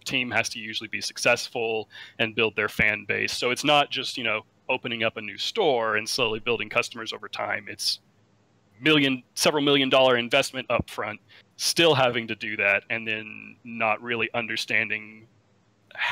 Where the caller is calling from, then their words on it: Dallas, Texas, United States; I'm calling from the great state of Dallas, Texas